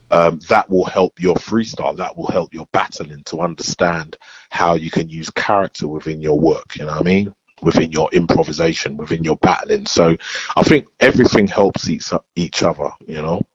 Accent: London, United Kingdom; I'm from Bow

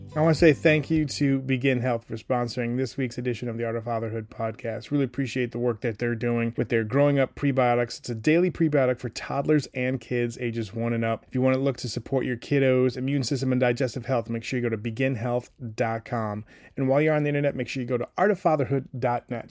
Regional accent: New Hampshire, United States; Growing up in New Hampshire

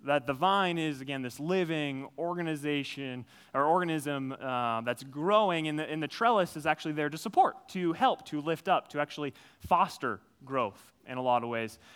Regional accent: Minnesota, United States; I grew up, uh, I grew up in Minnesota. I'm a Minnesota guy through and through. Grew up on a farm

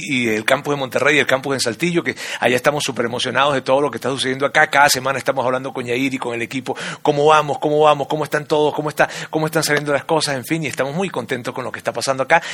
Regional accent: Venezuela; now in Mexico City, Mexico; yo soy venezolano, de padres colombianos, de abuelo español

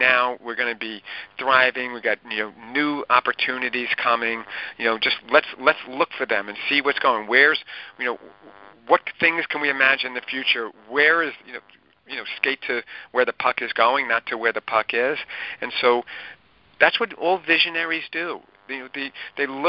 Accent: Lynbrook, New York, United States; I grew up in Lynbrook, and now I'm back in Lynbrook

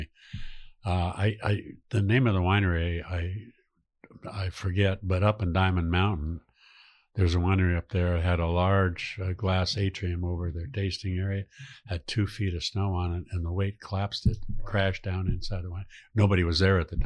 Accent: San Francisco, California, United States; growing up in San Francisco

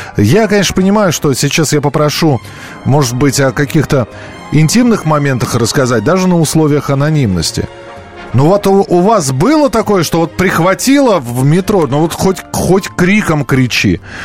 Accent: Moscow, Russia; москвич, проживший сорок лет в Москве

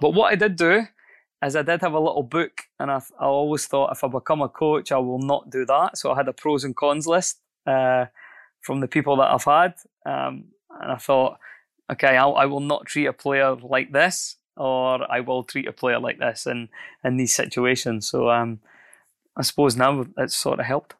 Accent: Scotland, United Kingdom; moved away as an adult; also born or lived in New Zealand; I'm Scottish

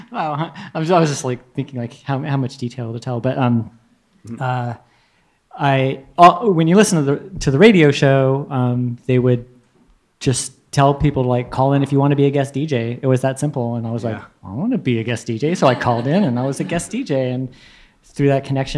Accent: Benicia, California, United States; I grew up in Benicia, which is a suburb, kind of far out suburb of the Bay Area

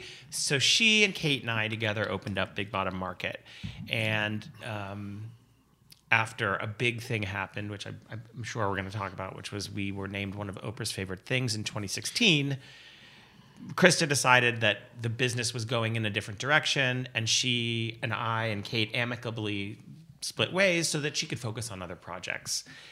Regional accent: Pittsburgh, Pennsylvania, United States; also born or lived in New York / San Francisco; now in Guerneville, United States; I grew up in Pittsburgh, and then I moved to New York

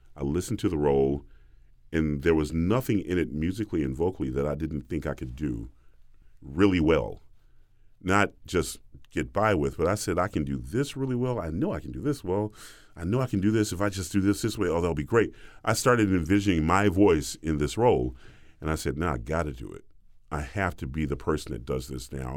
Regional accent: the South, United States; I'm a boy from the South

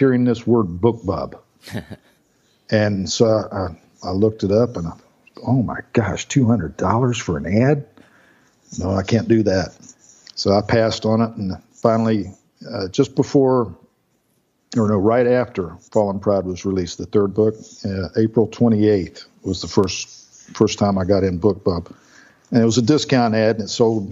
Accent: Melbourne, Florida, United States; I grew up over in Melbourne

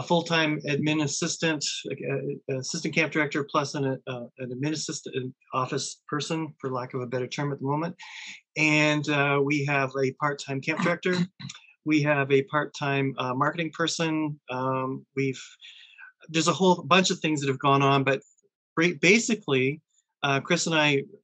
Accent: Thessalon, Ontario, Canada; I'm Thessalon born and bred

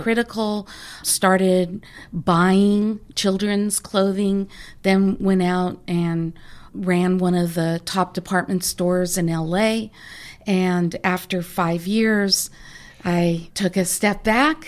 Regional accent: San Diego, California, United States; I grew up in San Diego, a great place to grow up.

